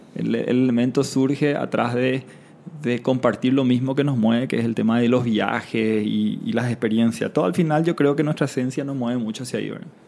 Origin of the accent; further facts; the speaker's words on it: Paraguay; moved away; also born or lived in Panama; yo donde nací, en Paraguay, un país mediterráneo